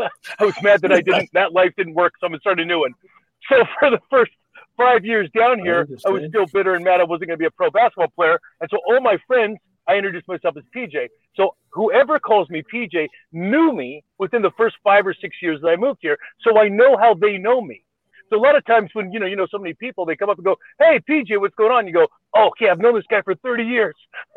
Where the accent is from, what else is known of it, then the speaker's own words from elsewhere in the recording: Canada; moved away as an adult; now in United States; Okay, so when I first moved to America, I was from Canada. I kind of wanted to restart my life.